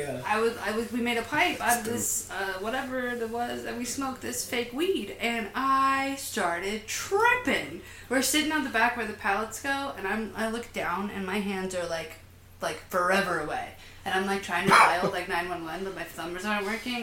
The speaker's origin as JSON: {"language": "English", "town": "Huntsville", "region": "Alabama", "country": "United States", "said": "a little town called Huntsville, Alabama"}